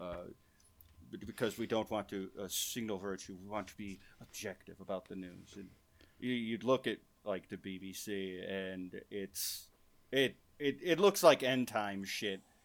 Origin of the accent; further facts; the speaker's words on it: Michigan, United States; my home state of Michigan